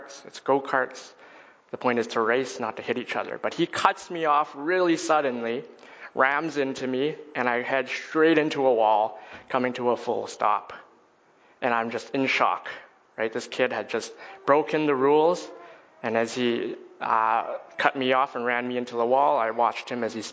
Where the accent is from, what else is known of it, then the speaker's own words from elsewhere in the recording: Edmonton, Alberta, Canada; I was born and raised in Edmonton, Alberta